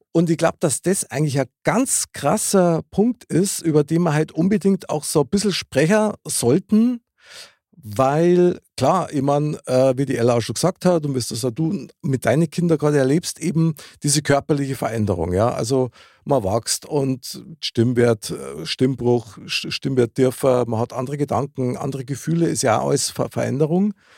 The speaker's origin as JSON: {"language": "German", "region": "Upper Bavaria", "country": "Germany", "said": "als Oberbayer"}